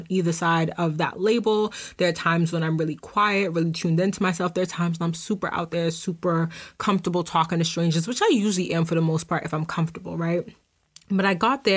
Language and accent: English; Boston, Massachusetts, United States; I'm from Boston